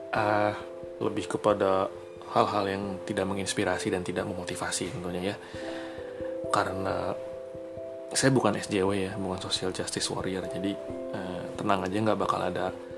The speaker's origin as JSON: {"language": "Indonesian", "town": "Bandung", "region": "West Java", "country": "Indonesia", "tie": "born or raised there", "said": "saya asli dari Bandung"}